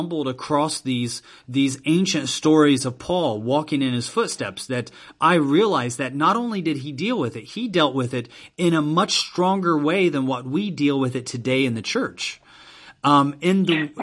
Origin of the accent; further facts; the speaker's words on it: United States; moved away as an adult; now in China; I am from the U.S.